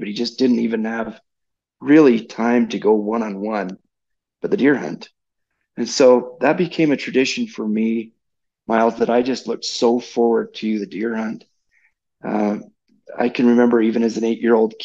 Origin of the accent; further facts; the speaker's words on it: United States; as an American